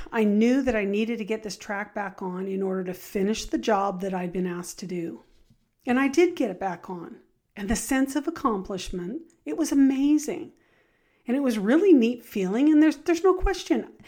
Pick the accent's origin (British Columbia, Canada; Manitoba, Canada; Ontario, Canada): British Columbia, Canada; Richmond; I grew up in Richmond, uh, British Columbia. So, I was a city gal